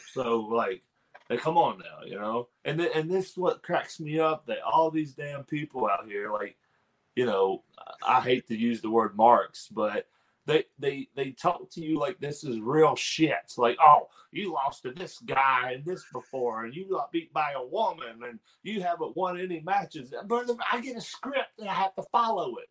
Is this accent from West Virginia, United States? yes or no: yes; Pineville, West Virginia, United States; my actual hometown is Pineville, and it's only like 30 minutes away